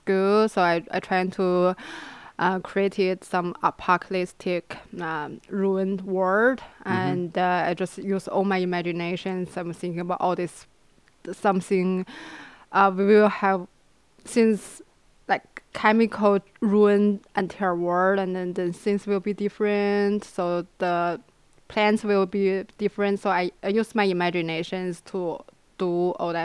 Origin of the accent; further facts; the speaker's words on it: China; moved away as an adult; now in Los Angeles, United States; I'm originally coming from China. I came here since I'm 18 years old. I came here for college